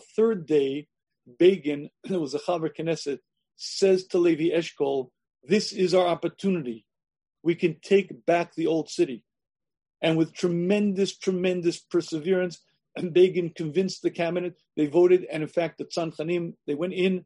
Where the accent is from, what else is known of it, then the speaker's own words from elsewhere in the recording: United States; I grew up in the United States of America